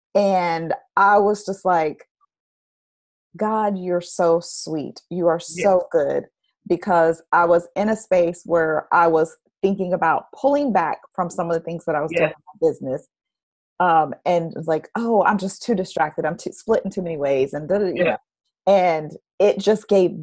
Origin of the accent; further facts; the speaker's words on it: Orlando, Florida, United States; moved away; also born or lived in Houston; I grew up in Orlando